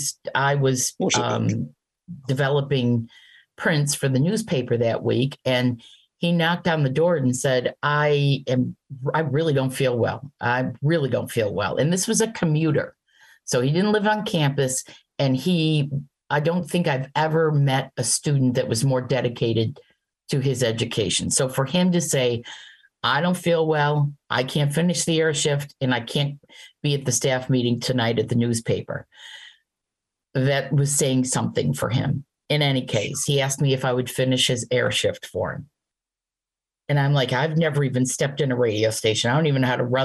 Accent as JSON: {"language": "English", "town": "Auburn", "region": "New York", "country": "United States", "tie": "born or raised there", "said": "I grew up in Auburn, New York"}